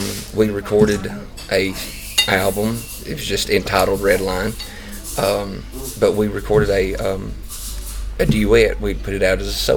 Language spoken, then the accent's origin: English; North Georgia, United States; I'm from North Georgia, but I live 20 minutes from the Tennessee line